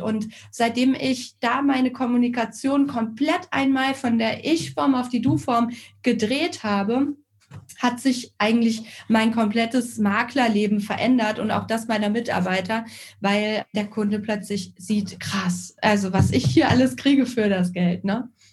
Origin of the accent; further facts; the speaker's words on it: Northern Hesse, Germany; now in Karlsruhe, Germany; Gebürtig komme ich allerdings aus Nordhessen, aus dem, ja, laut WDR ärmsten Dorf Deutschlands, also direkt an der ehemaligen Grenze zur DDR